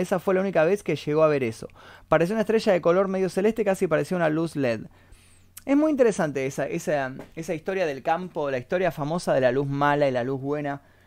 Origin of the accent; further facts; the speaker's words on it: Temperley, Buenos Aires Province, Argentina; yo nací en Temperley. Barrio San José de Temperley